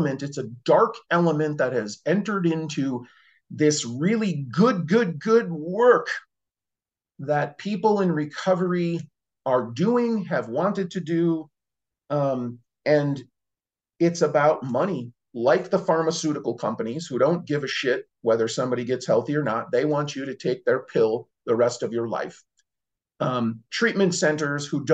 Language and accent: English; Cicero, Illinois, United States; I grew up in Chicago, Cicero